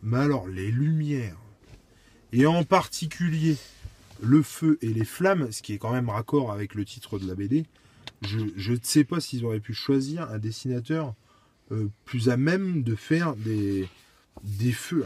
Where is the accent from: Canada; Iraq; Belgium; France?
France; en tant que Français